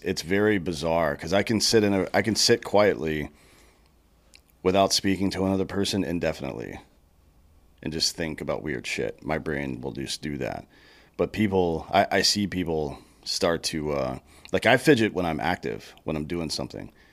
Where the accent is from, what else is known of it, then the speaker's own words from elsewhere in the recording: South Carolina, United States; I grew up in South Carolina